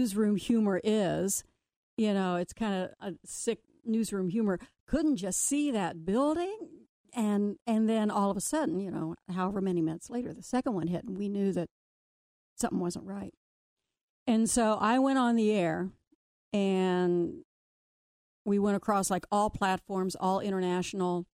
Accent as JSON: {"language": "English", "town": "Connersville", "region": "Indiana", "country": "United States", "tie": "born or raised there", "moved": "yes", "lives_now": "Cincinnati, United States", "said": "my hometown, Connersville, Indiana"}